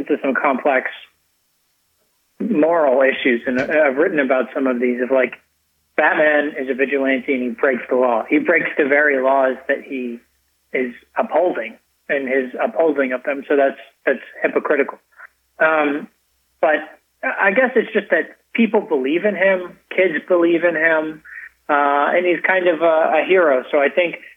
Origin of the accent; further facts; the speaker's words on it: United States; also born or lived in Sydney / Paris / Buenos Aires / London; I am an American through and through. I've lived all around the world